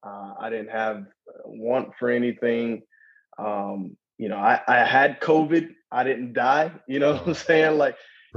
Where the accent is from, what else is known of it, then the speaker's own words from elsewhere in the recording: the South, United States; growing up in the South was awesome. Down South, man, is very, there is a such thing as Southern hospitality.